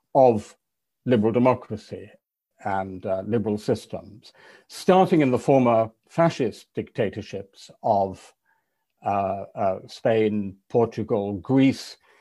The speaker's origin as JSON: {"language": "English", "region": "England", "country": "United Kingdom", "said": "an English European liberal"}